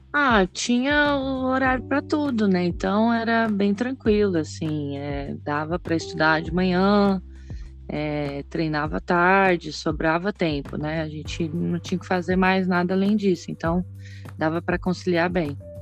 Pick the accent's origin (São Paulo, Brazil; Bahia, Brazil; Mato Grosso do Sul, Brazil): Mato Grosso do Sul, Brazil; Três Lagoas; also born or lived in United States; now in Porto Alegre, Brazil; eu sou de Três Lagoas, Mato Grosso do Sul. Atualmente estou trabalhando aqui em Porto Alegre